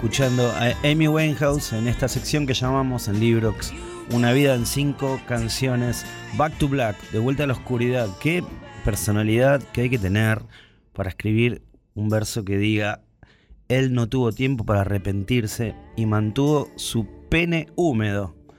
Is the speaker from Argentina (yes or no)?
yes; Ituzaingó, Buenos Aires Province, Argentina; Cuando era chico, por acá por Ituzaingó, ahí de Vila, la mamá de mi amigo Eduardo Urio, nos cantaba la canción